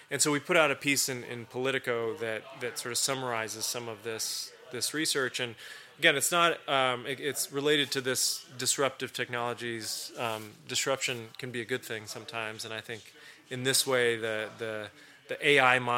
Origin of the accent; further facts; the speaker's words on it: Turkey; the reason it's personal is because I grew up in Turkey.